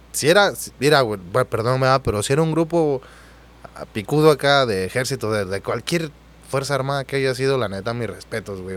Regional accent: Oaxaca, Mexico; moved away as an adult; also born or lived in Reynosa, Mexico; now in Mazatlán, Mexico; yo soy de Oaxaca

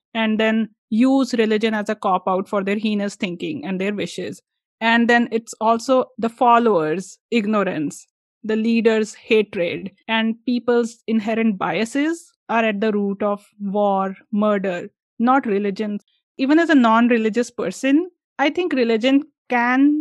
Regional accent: India

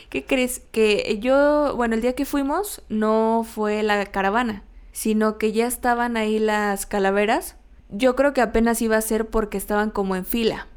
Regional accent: Mexico; nosotros como mexicanos

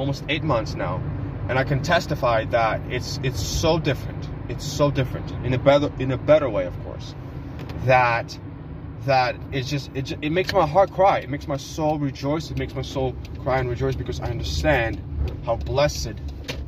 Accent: Ukraine; now in United States; I come from Ukraine, so in Ukraine we have a lot of that kind of stuff.

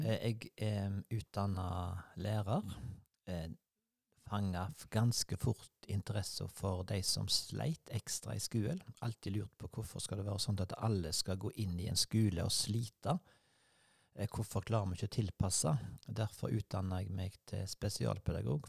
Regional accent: Sveio, Vestland, Norway; jeg skulle bo hjemme på Lier i Sveio, der jeg vokste opp

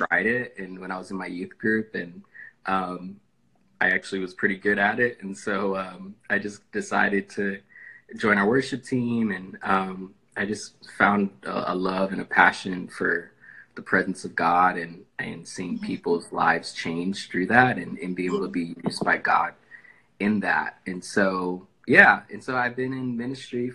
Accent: Killeen, Texas, United States; moved away as an adult; now in Miami, United States; I'm originally from Texas. I grew up in a small army town called Killeen in Texas, and I lived there like my whole life

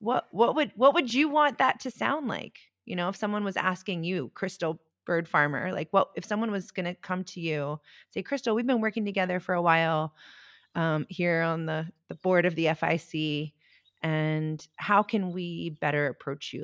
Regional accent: Baltimore, Maryland, United States; I grew up in Baltimore

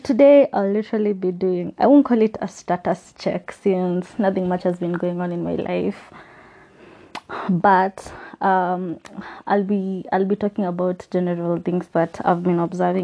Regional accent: Kenya; as a Kenyan

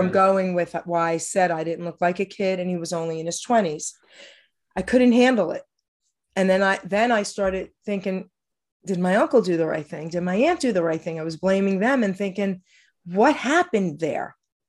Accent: Long Island City, New York, United States; I came from New York, Long Island City, and I was, only going into seventh grade.

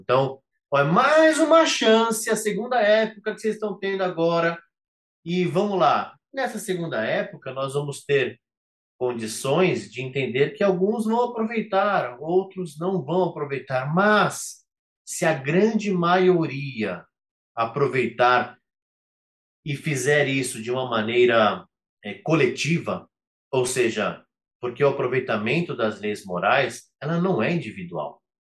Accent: Brazil; cada um de nós, enquanto brasileiros

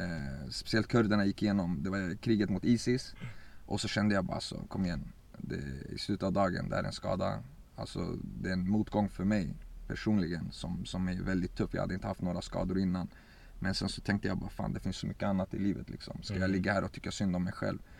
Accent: Örebro, Örebro County, Sweden; also born or lived in Baku, Azerbaijan / Iraqi Kurdistan; I forna Sovjet så var vi där i två år innan vi kom till, till Sverige och till Örebro, där vi är just nu också. och sen så började min resa egentligen älskade att spela fotboll, växte upp här.

